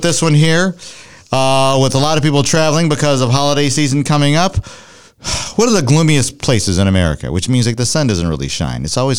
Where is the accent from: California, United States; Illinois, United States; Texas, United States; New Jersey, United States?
Illinois, United States; Chicago; And I grew up in Chicago